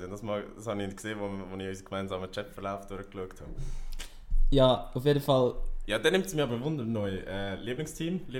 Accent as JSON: {"language": "German", "town": "Ägeri", "region": "Zug", "country": "Switzerland", "tie": "born or raised there", "said": "In Ägeri."}